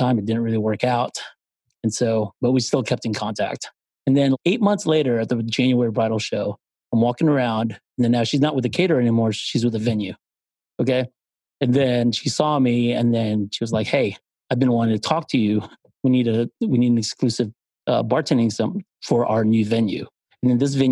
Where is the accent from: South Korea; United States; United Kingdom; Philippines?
Philippines; moved away; I'm from the Philippines